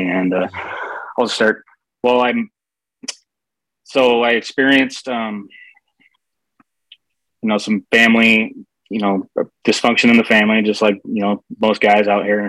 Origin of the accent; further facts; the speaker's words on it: Seattle, Washington, United States; I grew up in the Seattle area